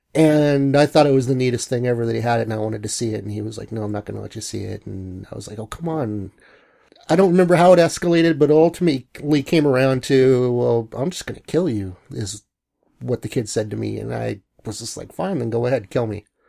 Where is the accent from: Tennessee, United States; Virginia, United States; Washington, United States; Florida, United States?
Washington, United States; Bellingham; also born or lived in Long Beach, California / Seattle; moved to Bellingham right after kindergarten